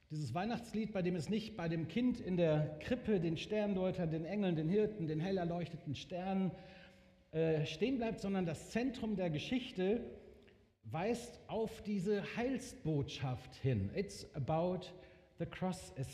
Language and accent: German; Bielefeld, North Rhine-Westphalia, Germany; Ich bin Bielefelder, ich bin vor über 40 Jahren in dieser Gemeinde, die damals sich noch ganz woanders getroffen hat, zum Glauben an Jesus gekommen